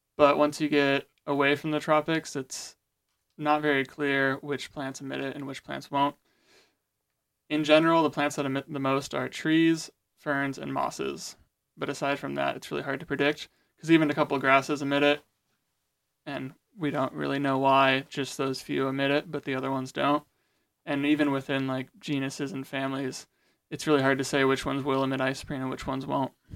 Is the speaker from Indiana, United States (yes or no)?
yes; Goshen, Indiana, United States; I'm actually from Goshen, Indiana, attending Goshen College.